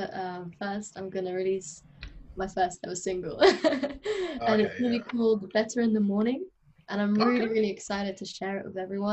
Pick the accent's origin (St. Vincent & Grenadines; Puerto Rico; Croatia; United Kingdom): United Kingdom; London; I was born in London, but both my parents are Bulgarian